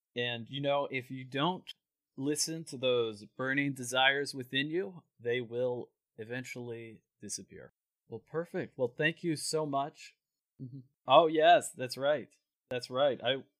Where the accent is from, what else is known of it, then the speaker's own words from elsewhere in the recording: San Diego, California, United States; Growing up in San Diego, I've always been close to Mexico, but I've never been to Mexico City in particular